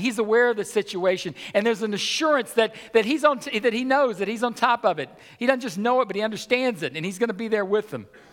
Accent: United States; as American Christians

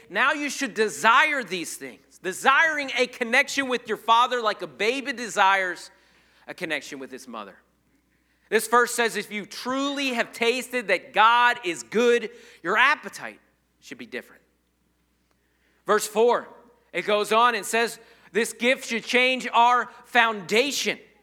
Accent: United States; I'm not an American Christian. I'm a Christian American.

